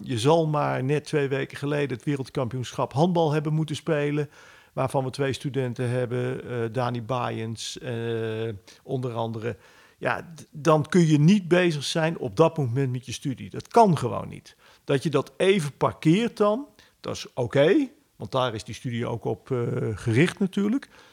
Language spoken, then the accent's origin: Dutch; Netherlands; wij als Nederlanders